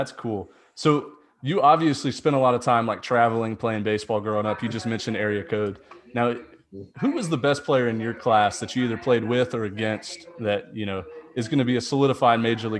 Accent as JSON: {"language": "English", "town": "Houston", "region": "Texas", "country": "United States", "said": "I'm actually from Texas, Jordan."}